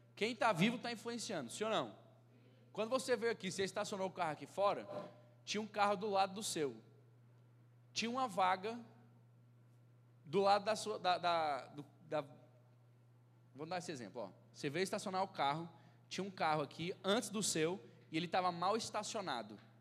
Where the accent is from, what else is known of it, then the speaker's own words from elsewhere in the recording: Brasília, Federal District, Brazil; eu sou lá de Brasília, da Igreja Batista Filadélfia